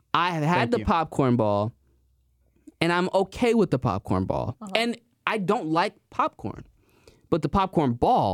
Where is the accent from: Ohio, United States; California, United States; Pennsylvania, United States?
Ohio, United States; maybe I am from Ohio.